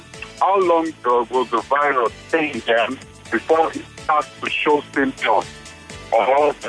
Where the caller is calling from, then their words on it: Blackie, Alberta, Canada; I'm calling from Blackie.